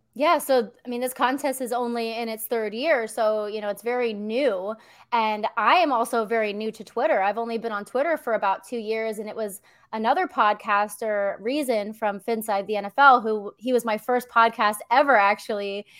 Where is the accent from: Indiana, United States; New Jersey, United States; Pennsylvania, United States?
Pennsylvania, United States; Philadelphia; I grew up in Pennsylvania